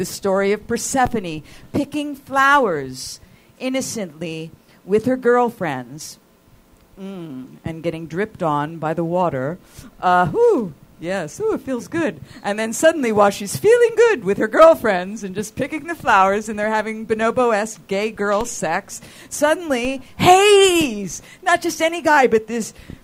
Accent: East Coast, United States; now in Los Angeles, United States; I'm from the East Coast.

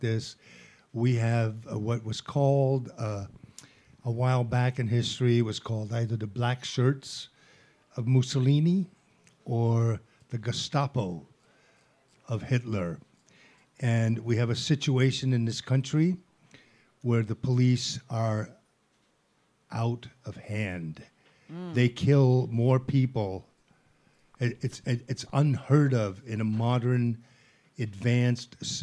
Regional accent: Italy; moved away; also born or lived in Netherlands; I grew up in Italy when prostitution was actually legal

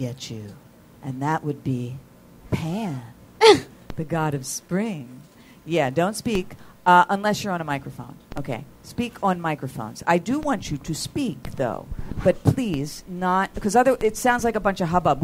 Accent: East Coast, United States; now in Los Angeles, United States; I'm from the East Coast.

